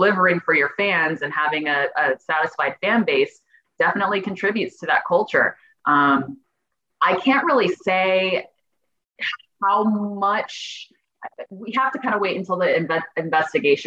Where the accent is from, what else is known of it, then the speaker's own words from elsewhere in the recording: Phoenix, Arizona, United States; me growing up in the Valley and working in media